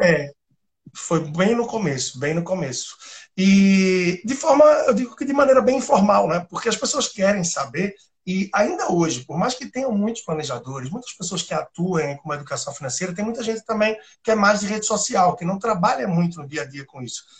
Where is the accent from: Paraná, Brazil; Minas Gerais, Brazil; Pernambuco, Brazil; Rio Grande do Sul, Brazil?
Pernambuco, Brazil; Recife; moved away as an adult; also born or lived in Timor-Leste / Australia / Angola; daqui de Recife, o sotaque não nega tanta coisa